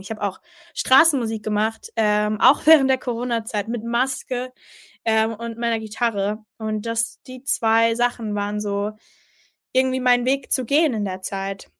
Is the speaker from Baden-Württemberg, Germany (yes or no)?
yes; Mannheim, Baden-Württemberg, Germany; also ich bin in Mannheim aufgewachsen. Äh, meine Familie kommt aus Mannheim, also ich bin eine richtige Monomerin